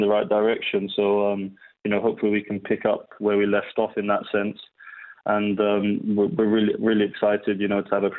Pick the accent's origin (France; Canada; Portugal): Portugal; moved away; also born or lived in Chiswick; growing up in Portugal